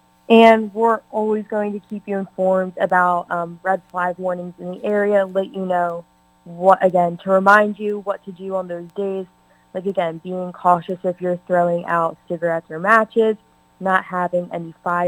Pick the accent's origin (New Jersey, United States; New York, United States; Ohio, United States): New Jersey, United States; also born or lived in Florida; now in Delmarva, United States; In my hometown in New Jersey